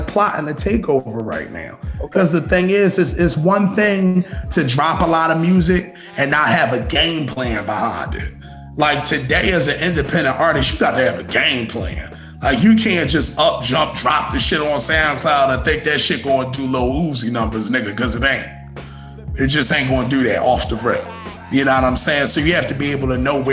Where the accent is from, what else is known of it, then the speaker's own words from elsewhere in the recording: Philadelphia, Pennsylvania, United States; I'm from West Philly. So, like, I'm the West Philly fly guy